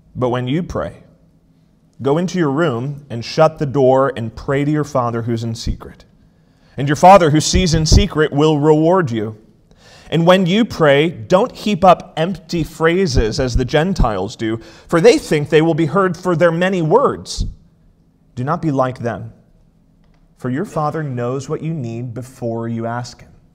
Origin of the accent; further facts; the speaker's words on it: outside Charlotte, South Carolina, United States; now in Elkhart, United States; I grew up just outside of the Charlotte area of North Carolina, and we just lived just across the border in South Carolina